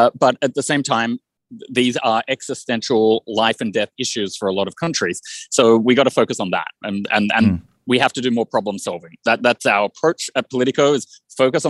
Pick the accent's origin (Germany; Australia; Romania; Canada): Australia; moved away; my home country of Australia